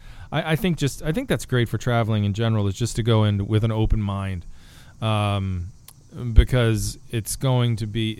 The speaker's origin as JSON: {"language": "English", "country": "United States", "said": "I'm just a dumb American"}